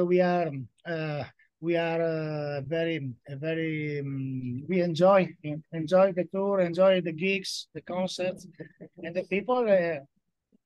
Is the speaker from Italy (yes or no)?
yes; Trieste, Friuli-Venezia Giulia, Italy; I'm from Trieste in Friuli Venezia Giulia